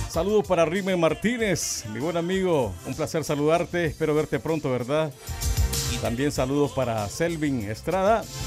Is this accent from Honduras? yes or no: yes; southern Honduras, Honduras; promoción 92 del JCB. En aquellos años era el mejor colegio, ¿verdad? De la zona sur de Honduras